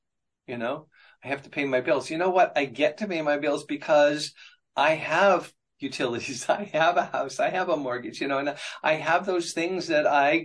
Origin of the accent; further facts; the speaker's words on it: Appalachia, United States; I grew up in Appalachia